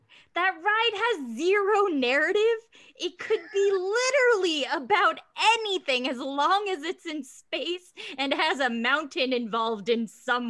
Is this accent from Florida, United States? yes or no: yes; Florida, United States; So I'm actually from Florida, so I'm a Disney World, not Disneyland person.